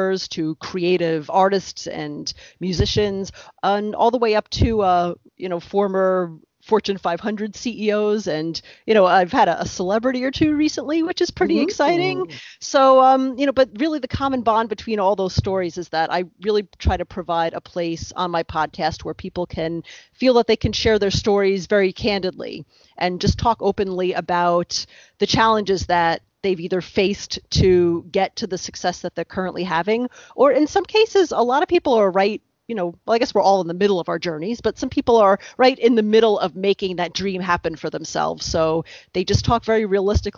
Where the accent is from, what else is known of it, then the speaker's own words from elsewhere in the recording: Westchester County, New York, United States; moved away as an adult; now in New Jersey, United States; I grew up in Westchester County, New York, which is about, I'd say, less than 1 hour north of New York City.